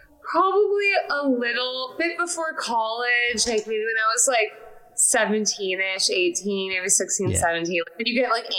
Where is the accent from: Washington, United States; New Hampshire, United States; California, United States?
California, United States; Los Angeles; also born or lived in Salem, Massachusetts; I grew up in California. I was born in Salem, Massachusetts, randomly.